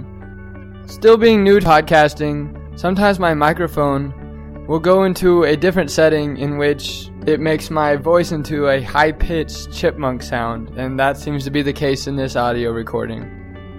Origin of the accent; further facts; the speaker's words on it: Topeka, Kansas, United States; moved away as an adult; now in St. Paul, United States; I'm from Topeka, Kansas, which is much more of a conservative, traditional place